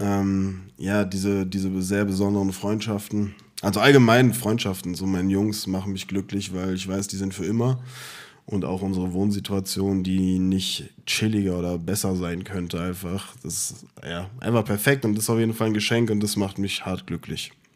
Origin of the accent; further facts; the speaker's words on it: Offenbach am Main, Hesse, Germany; ich komme und lebe und bin geboren in Offenbach